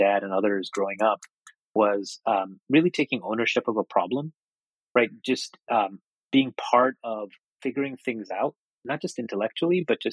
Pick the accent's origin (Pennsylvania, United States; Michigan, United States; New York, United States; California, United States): New York, United States; New York City; also born or lived in Calcutta, India; when we decided to emigrate to the States, I grew up in Queens. We moved to Flushing, New York